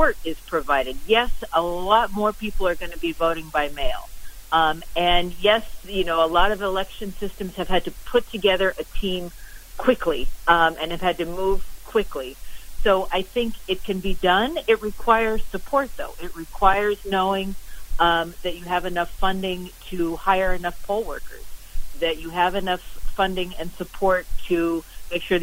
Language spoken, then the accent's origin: English; New Jersey, United States; I'm from New Jersey, from the state of New Jersey